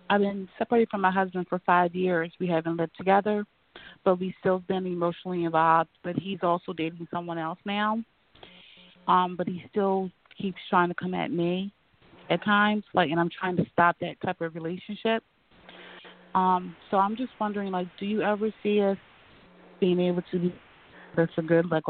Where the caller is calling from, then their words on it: Pennsylvania, United States; I'm calling from Pennsylvania.